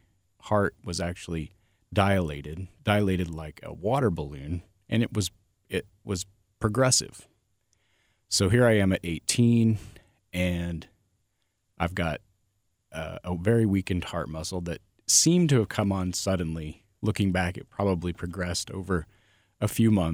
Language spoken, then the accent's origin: English; Nebraska, United States; I grew up in Nebraska. So here I am in a very, very small town in Nebraska